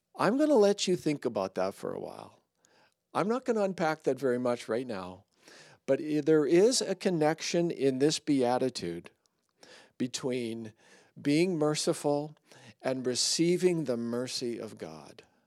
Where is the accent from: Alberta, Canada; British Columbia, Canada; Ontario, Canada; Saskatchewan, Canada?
British Columbia, Canada; Surrey; I grew up in Surrey